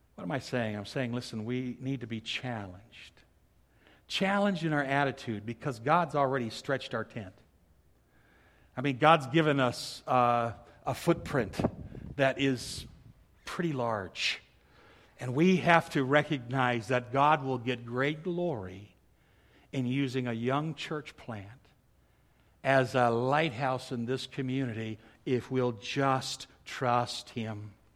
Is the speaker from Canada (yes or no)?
no; Milwaukee, Wisconsin, United States; When I was a little kid growing up in Milwaukee